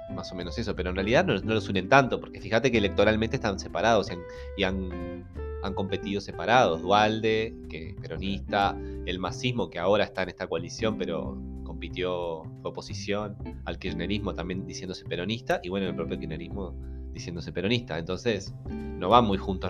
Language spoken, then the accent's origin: Spanish; Montevideo, Uruguay; also born or lived in Las Piedras; yo soy lo más montevideano que hay. Que haya vivido en Las Piedras